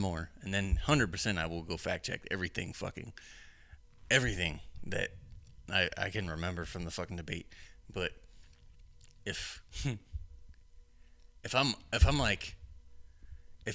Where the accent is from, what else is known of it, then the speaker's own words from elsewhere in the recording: Ohio, United States; I'm from Ohio